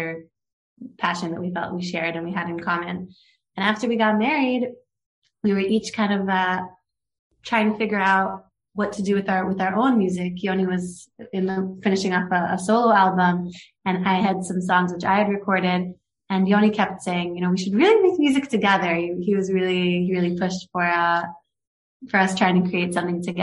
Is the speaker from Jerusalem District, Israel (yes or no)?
yes; Jerusalem, Jerusalem District, Israel; I was born in Jerusalem, but my parents are American